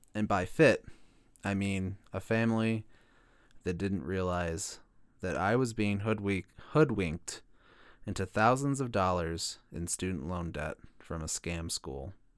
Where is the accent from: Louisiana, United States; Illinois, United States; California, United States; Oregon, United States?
Illinois, United States; my home state of Illinois